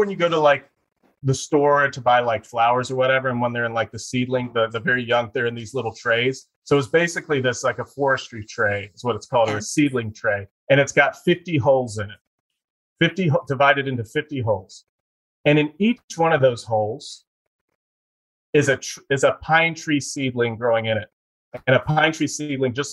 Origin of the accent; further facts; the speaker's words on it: Eastern North Carolina, United States; I grew up in Eastern North Carolina